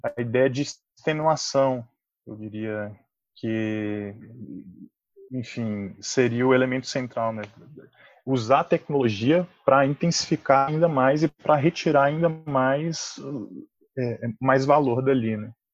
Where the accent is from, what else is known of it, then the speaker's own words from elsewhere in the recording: Brasília, Federal District, Brazil; eu sou um cidadão aí brasiliense